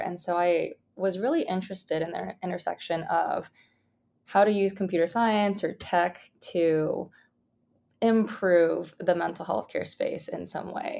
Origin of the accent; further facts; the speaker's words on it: Bay Area, California, United States; I grew up in the Bay Area